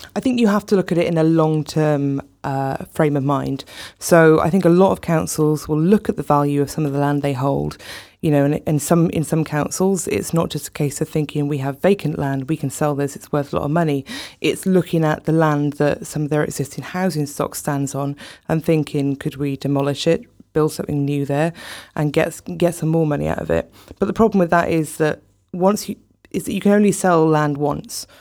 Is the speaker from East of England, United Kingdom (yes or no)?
no; South Wales, United Kingdom; I grew up in South Wales